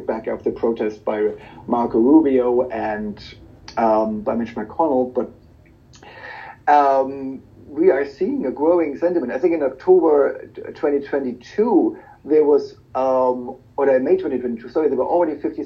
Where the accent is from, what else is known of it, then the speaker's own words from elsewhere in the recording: Germany; moved away; Germany, for example, my home country